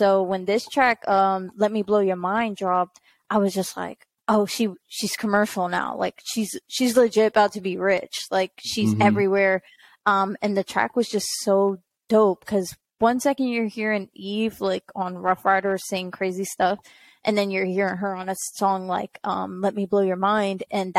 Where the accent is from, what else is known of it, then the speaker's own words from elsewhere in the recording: New Jersey, United States; I grew up in Jersey